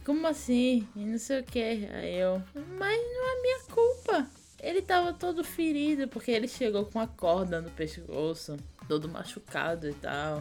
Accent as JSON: {"language": "Portuguese", "area": "Vitória de Santo Antão", "region": "Pernambuco", "country": "Brazil", "tie": "born or raised there", "also_born_or_lived": "Paraíba", "accent": "nordestino", "moved": "as an adult", "lives_now": "São Paulo, Brazil", "said": "lá em Pernambuco, na minha cidade, Vitória do Tututão, a gente ficava num, num sítio grande"}